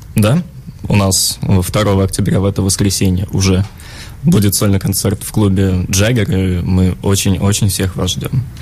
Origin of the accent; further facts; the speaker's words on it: Russia; мы из России